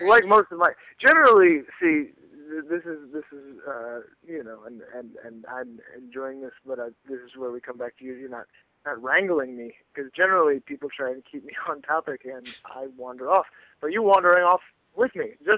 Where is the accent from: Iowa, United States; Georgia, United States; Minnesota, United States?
Iowa, United States; now in New Jersey, United States; I grew up in Iowa